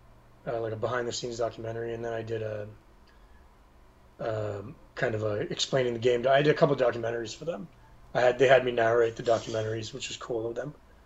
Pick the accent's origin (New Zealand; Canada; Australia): Canada; I'm a Canadian actor